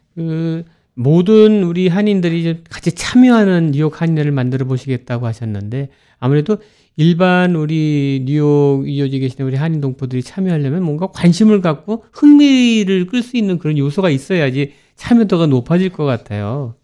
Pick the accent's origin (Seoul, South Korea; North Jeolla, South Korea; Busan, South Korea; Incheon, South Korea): Seoul, South Korea; now in New York, United States; 서울에서 다녔지만은 방학 때 되면 거기 이제 외사촌 있고